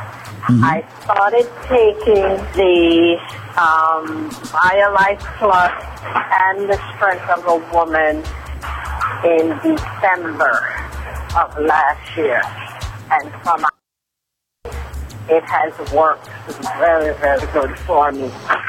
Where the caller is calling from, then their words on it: Queens, New York, United States; Yes, I am calling you from Queens, New York.